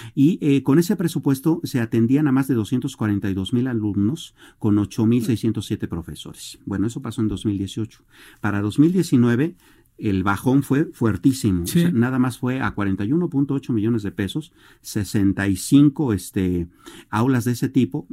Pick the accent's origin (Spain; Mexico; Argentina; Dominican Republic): Mexico; como mexicanos